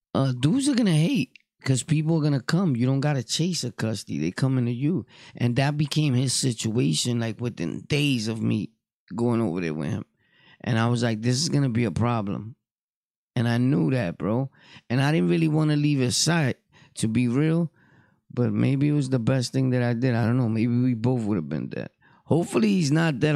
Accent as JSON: {"language": "English", "town": "New York City", "region": "New York", "country": "United States", "tie": "born or raised there", "said": "I'm from Brooklyn, born and raised"}